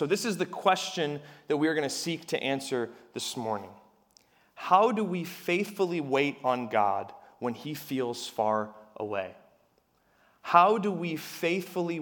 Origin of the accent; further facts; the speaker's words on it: Harrisburg, Pennsylvania, United States; I'm from Harrisburg